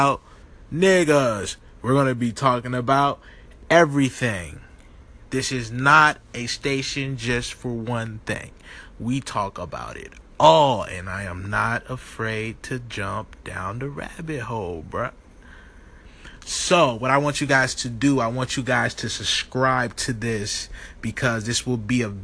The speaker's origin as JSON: {"language": "English", "region": "Virginia", "country": "United States", "moved": "yes", "lives_now": "Atlanta, United States", "said": "I am an artist from Virginia. I live in Atlanta, Georgia"}